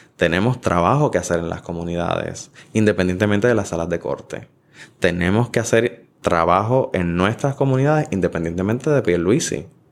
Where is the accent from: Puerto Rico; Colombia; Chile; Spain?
Puerto Rico; nosotros como puertorriqueños